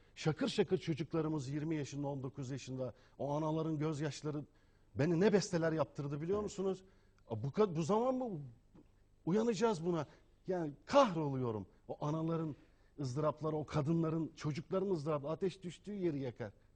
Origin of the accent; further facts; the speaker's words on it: Turkey; Türk'üm, Müslümanım